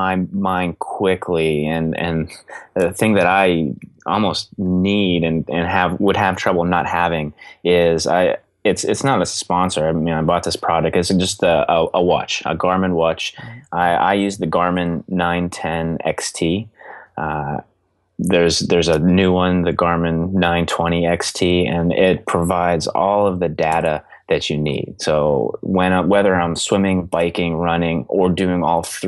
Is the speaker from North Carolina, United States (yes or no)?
no; Belle Vernon, Pennsylvania, United States; moved away; my hometown, Belvern in Pennsylvania